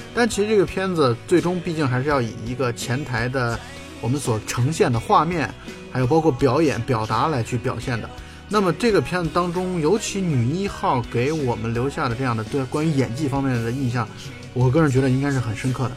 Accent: China; 我们中国人

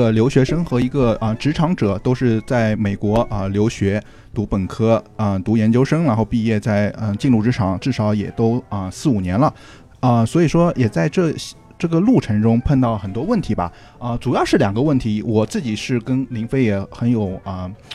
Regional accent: southern China, China; accent: southern; 我、林威我们都是南方人

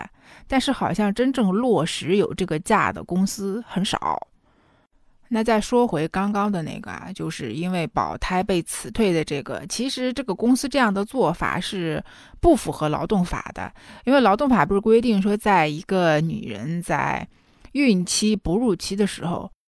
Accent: China; 我们中国人之所以会有请假羞耻这个焦虑吧

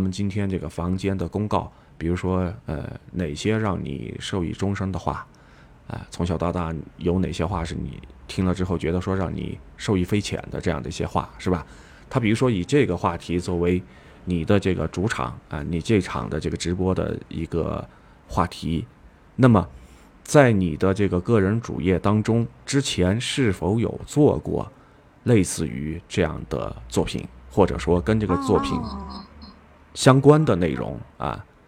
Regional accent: Yunnan, China; accent: Yunnan dialect; 用我们云南话说的，非常的板扎

